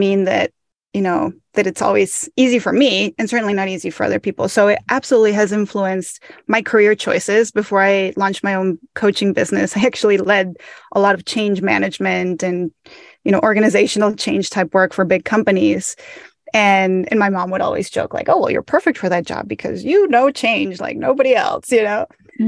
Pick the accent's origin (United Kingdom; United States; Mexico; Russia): Mexico; So I grew up in Mexico and I moved. My dad worked in the port industry in Mexico.